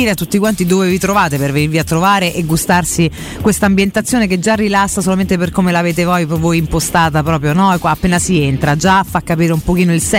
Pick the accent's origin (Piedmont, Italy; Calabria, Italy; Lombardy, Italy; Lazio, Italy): Lazio, Italy; Monterotondo; io sono di Monterotondo